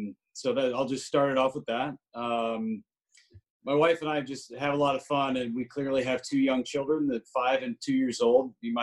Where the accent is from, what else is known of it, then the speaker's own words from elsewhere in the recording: Sacramento, California, United States; moved away; So I grew up in Sacramento, California, born and raised there. My folks still live there.